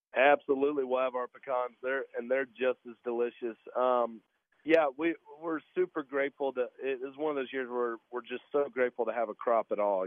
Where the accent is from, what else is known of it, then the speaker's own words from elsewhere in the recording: Fort Valley, Georgia, United States; moved away as an adult; now in Nashville, United States; I grew up down in Fort Valley, Georgia, where our peaches are grown